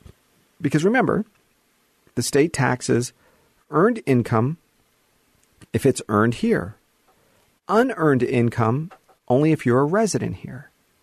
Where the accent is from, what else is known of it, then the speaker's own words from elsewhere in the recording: Hollywood, California, United States; this is where I was born and raised, was Hollywood, is where I was born and raised in the Valley.